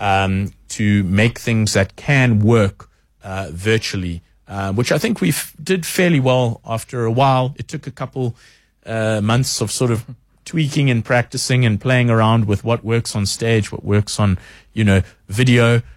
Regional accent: South Africa; we are very proudly South African

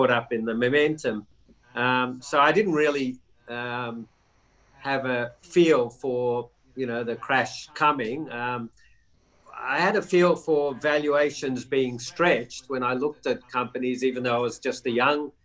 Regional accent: Melbourne, Victoria, Australia; also born or lived in New York; I was sent back to my hometown in Melbourne

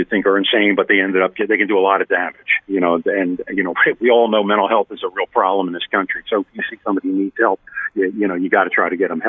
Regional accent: Cape May County, New Jersey, United States; I'm from Cape May County, the most southern part of the county or the state.

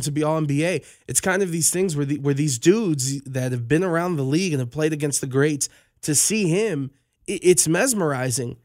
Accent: Las Vegas, Nevada, United States; I'm just from Vegas

